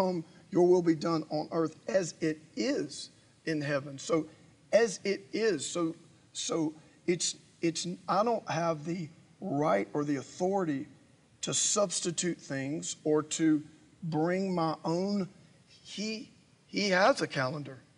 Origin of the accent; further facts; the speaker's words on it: United States; as an American, as a Westerner